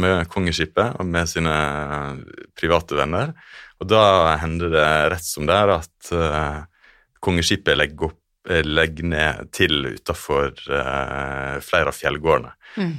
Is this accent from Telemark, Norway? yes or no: no; Stranda municipality, Sunnmøre, Møre og Romsdal, Norway; vokst opp i eh, denne kommunen hvor ja. Geiranger ligger.